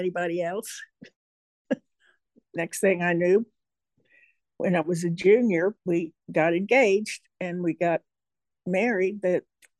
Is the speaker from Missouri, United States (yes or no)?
yes; St. Louis, Missouri, United States; now in Lakeway, Texas, United States; I was born in St. Louis